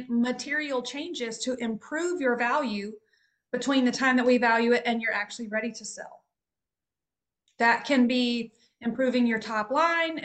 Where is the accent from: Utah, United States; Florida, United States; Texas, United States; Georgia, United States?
Texas, United States; As the Texan on the call